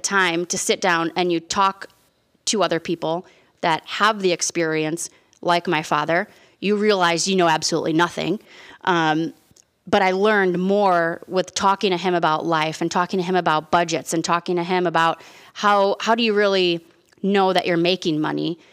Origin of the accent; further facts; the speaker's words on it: Chicago, Illinois, United States; we're from Chicago, and when we get heated and we have conversations, we talk loud